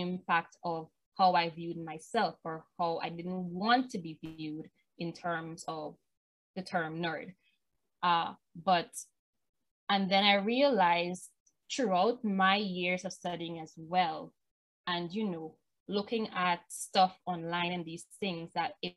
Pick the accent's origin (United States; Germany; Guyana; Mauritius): Guyana; I'm from Burbies, and much of the opportunities that I got in my career and my academic studies was from Georgetown. Us in Burbies are not usually given that opportunity